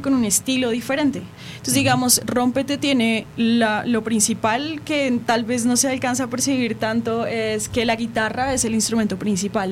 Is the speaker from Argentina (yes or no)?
no; Colombia; Yo soy de Colombia